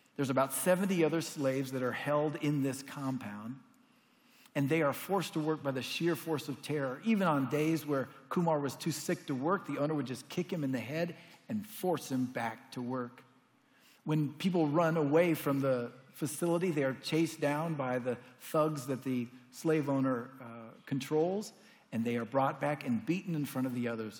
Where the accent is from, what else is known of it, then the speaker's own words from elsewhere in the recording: United States; as an American Christian